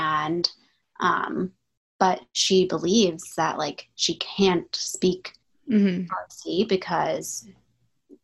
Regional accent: Maryland, United States; I grew up in Maryland, and both my parents are Egyptian

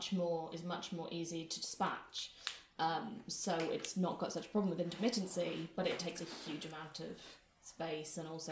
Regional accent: Welsh, Wales, United Kingdom; it's because I'm Welsh

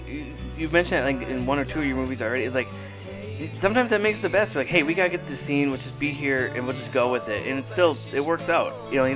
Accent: Duluth, Minnesota, United States; And I'm like, hey, they mentioned my hometown.

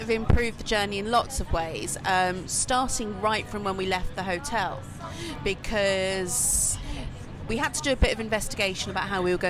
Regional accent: England, United Kingdom; He's Spanish, I'm English.

